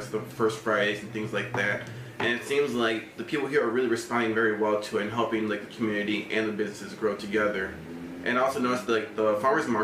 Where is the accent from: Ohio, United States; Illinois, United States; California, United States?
Illinois, United States; Aurora; also born or lived in Michigan; I've actually grown up in Aurora my whole life. I was born in Copley in the east side before it was moved over to the other part of Aurora.